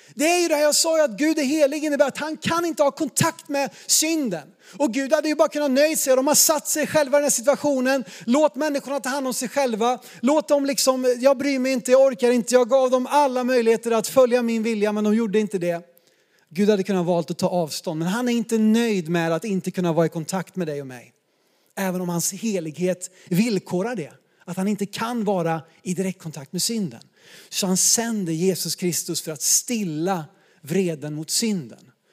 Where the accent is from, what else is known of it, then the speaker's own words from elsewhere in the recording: Sweden; som svenskar